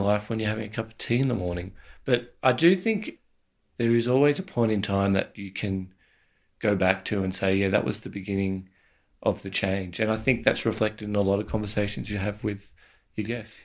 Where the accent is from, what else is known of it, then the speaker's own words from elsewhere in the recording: Australia; as Australian male